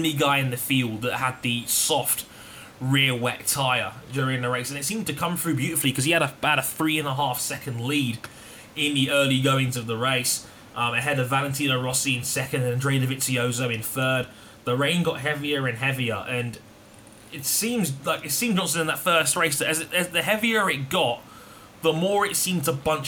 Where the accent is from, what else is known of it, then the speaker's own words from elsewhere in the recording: England, United Kingdom; I'm English.